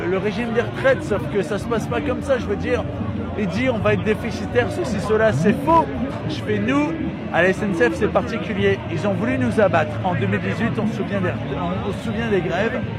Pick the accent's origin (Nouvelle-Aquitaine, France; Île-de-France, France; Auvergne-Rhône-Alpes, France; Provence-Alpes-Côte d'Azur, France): Île-de-France, France; Beaumont-sur-Oise; Moi je viens de Beaumont-sur-Oise, je vais vous dire je viens de Beaumont-sur-Oise.